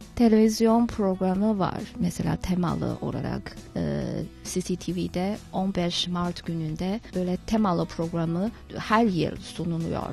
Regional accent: China; Turkish is a second language; biz Çinliler

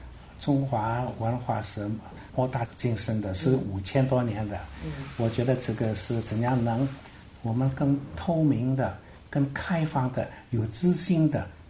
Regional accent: Meizhou, Guangdong, China; 接触这个我们这个梅州我们的家乡，美好的家乡

